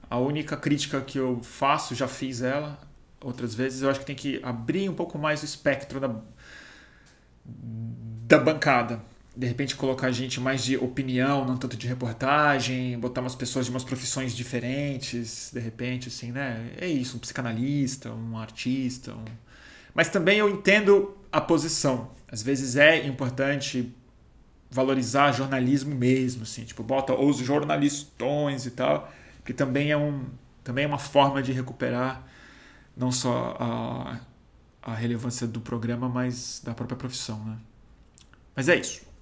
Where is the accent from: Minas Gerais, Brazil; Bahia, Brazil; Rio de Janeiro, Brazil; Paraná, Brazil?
Paraná, Brazil; Eu sou do Paraná, conheço o Deltan.